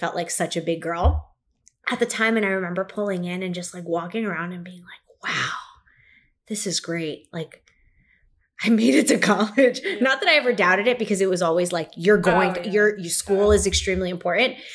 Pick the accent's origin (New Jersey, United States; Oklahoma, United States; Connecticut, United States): New Jersey, United States; Kearny; I'm from Kearney.